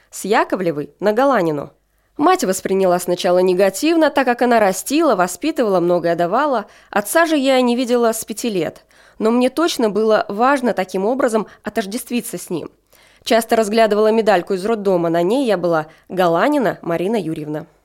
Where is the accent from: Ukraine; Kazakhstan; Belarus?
Kazakhstan; Northern Kazakhstan; now in Smolensk, Russia; Из северного Казахстана, живу в Смоленске с 75 -го года, уже большую часть жизни, но так и не стал смолянином.